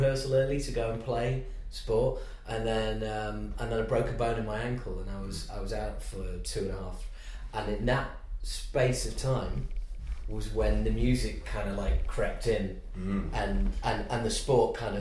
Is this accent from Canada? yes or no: no; Yorkshire and the Humber, United Kingdom; I come from Yorkshire in the UK